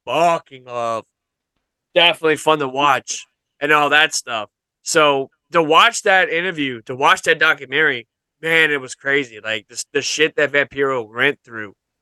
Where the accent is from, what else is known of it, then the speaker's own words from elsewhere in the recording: Louisiana, United States; one of my all-time favorite gaming franchises was shot in my home state